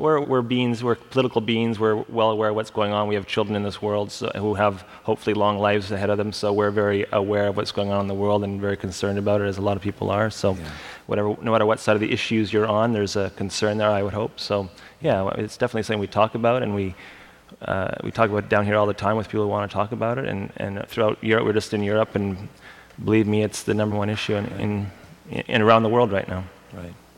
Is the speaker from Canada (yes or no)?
yes; Canada; we're Canadian